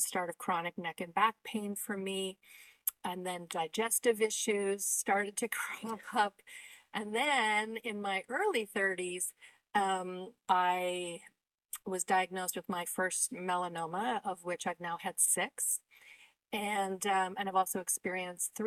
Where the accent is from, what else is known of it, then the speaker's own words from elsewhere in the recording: Canada; I'm Canadian.